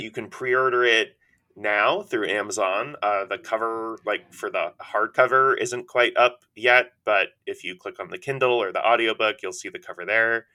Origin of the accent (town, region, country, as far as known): New York, United States; born or raised there; also born or lived in Cincinnati, Ohio